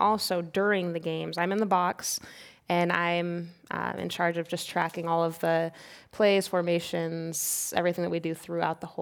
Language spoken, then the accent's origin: English; Kansas, United States; moved away; I'm from Kansas